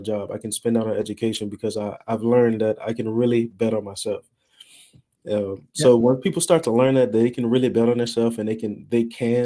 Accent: Louisiana, United States; now in Dallas, United States; I'm from Louisiana. I'm in Dallas, Texas area now

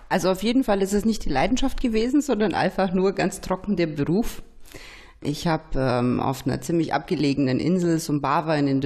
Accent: Nuremberg, Bavaria, Germany; weil ich komme halt nur mal aus Nürnberg.

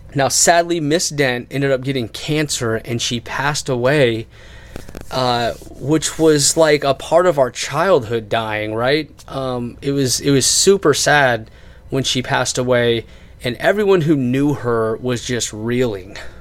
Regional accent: Waldorf, Maryland, United States; in high school, in Westlake High School, where we grew up in Waldorf, Maryland, where we went to school and where we graduated

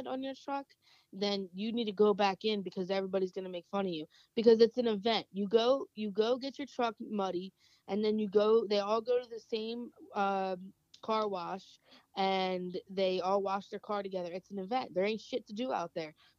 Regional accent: New Jersey, United States; growing up, I grew up around the South Jersey area

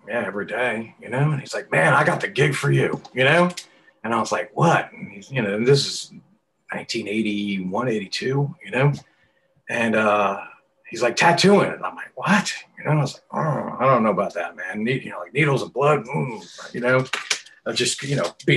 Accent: New York City, New York, United States; also born or lived in Long Island / Queens; I grew up in New York and city boy and Long Island too

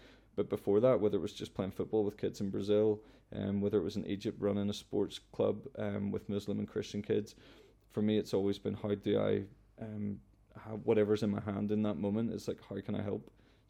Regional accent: Cullybackey, Northern Ireland, United Kingdom; I know I'm from Cullybaggy, which is a little village, but a big part of my life has always been traveling.

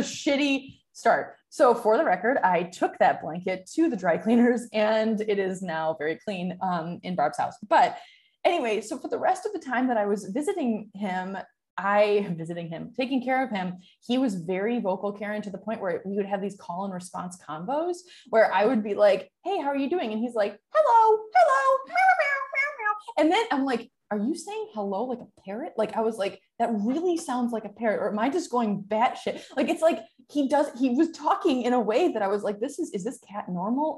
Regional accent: Michigan, United States; moved away; also born or lived in San Francisco; where I grew up in Michigan

